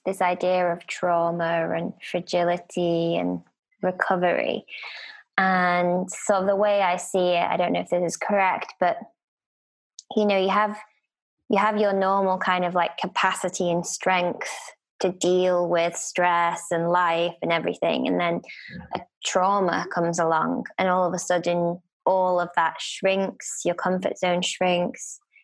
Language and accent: English; United Kingdom; As a Brit